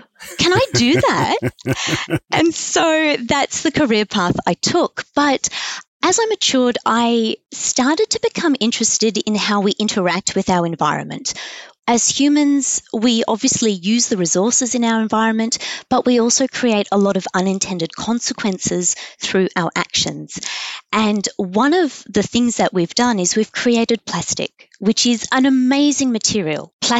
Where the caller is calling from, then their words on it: Sydney, New South Wales, Australia; I am calling from Sydney. I am sitting at the University of Technology Sydney Ultimo campus, and that's where I am calling from.